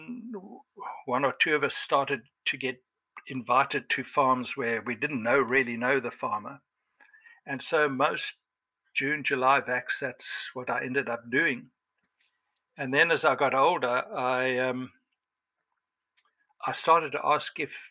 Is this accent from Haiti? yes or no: no; Cape Town, Western Cape, South Africa; I was born in Cape Town.